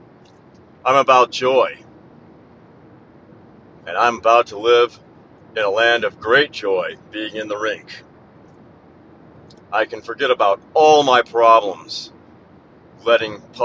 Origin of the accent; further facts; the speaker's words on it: Midwest, United States; being from the Midwest